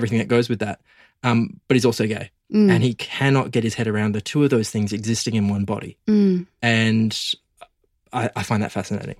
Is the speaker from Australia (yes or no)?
yes; Geraldton, Western Australia, Australia; the stuff I went through growing up gay in the country. So I'm from Geraldton, as you mentioned in the intro.